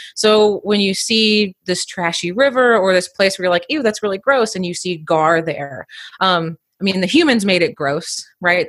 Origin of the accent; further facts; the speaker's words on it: Indiana, United States; I grew up in Indiana